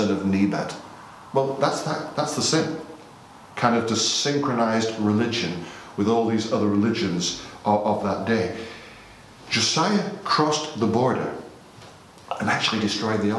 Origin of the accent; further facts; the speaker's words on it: United Kingdom; because we're British